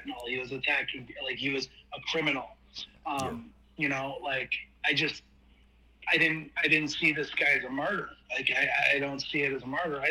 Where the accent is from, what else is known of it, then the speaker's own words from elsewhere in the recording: Cleveland, Ohio, United States; I grew up in Ohio. That's where I'm from. I'm from Cleveland